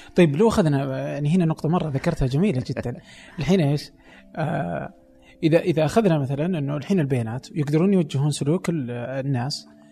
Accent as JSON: {"language": "Arabic", "country": "Saudi Arabia", "said": "عندنا في السعودية"}